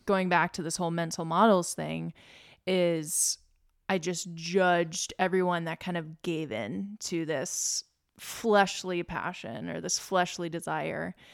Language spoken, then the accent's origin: English; Lynchburg, Virginia, United States; also born or lived in West Coast; now in Richmond, United States; I grew up in Lynchburg, Virginia, small conservative town